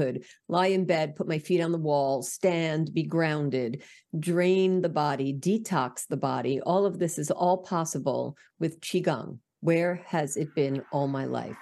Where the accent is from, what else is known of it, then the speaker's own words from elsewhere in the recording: New York, United States; accent: New York; my New York accent